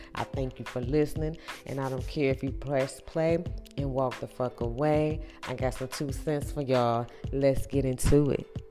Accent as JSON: {"language": "English", "region": "Ohio", "country": "United States", "tie": "born or raised there", "moved": "yes", "lives_now": "North Carolina, United States", "said": "we grew up in Ohio."}